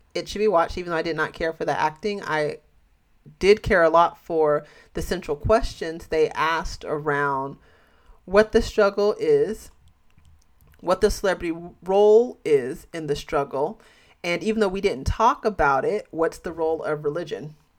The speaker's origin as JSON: {"language": "English", "country": "United States", "said": "being American"}